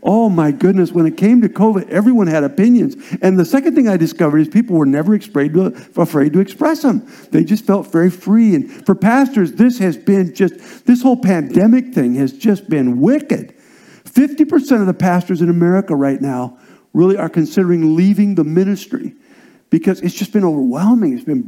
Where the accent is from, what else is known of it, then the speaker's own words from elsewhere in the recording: Nebraska, United States; also born or lived in Indiana / South Dakota / Iowa; Actually, was born in Indiana, went to South Dakota with my father, who was a pastor, and then Iowa. And then really, I'm a Cornhusker by heart. I'm a Nebraska kid